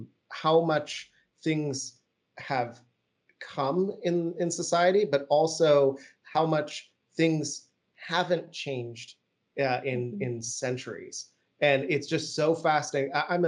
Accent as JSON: {"language": "English", "region": "Vienna", "country": "Austria", "tie": "born or raised there", "accent": "generic American", "said": "One, I actually grew up overseas. So contrary to my generic American accent, I actually grew up in Vienna, the city of music"}